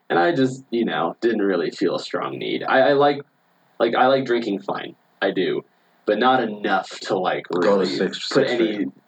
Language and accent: English; Austin, Texas, United States; born or raised there; moved away as an adult; also born or lived in Portland, Oregon / Minneapolis